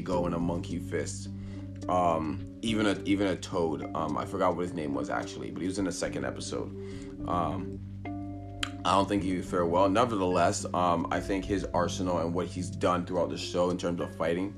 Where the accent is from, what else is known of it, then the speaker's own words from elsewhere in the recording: Canada; I'm Canadian